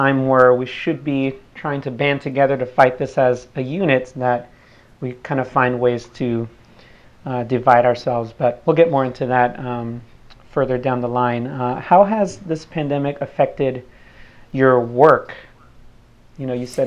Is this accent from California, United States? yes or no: yes; San Diego, California, United States; Being born and raised here